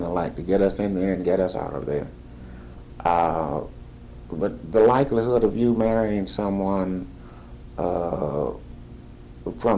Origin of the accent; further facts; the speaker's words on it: St. Louis, Missouri, United States; When I was born, we lived on Compton. No, we didn't. We lived on Morgan Street, which is now Del Mar. And we moved from there to Compton.